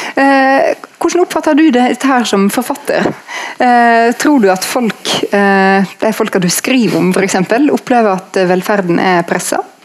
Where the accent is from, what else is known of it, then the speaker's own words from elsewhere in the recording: Norway; vi er født uh, i Norge